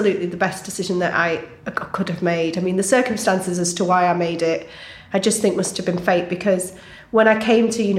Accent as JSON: {"language": "English", "town": "Southport", "region": "North West England", "country": "United Kingdom", "tie": "born or raised there", "said": "I grew up in Southport"}